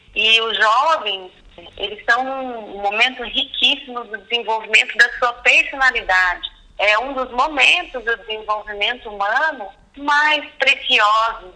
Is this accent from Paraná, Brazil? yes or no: yes; Curitiba, Paraná, Brazil; eu nasci em Curitiba, num bairro que se chama Pinheirinho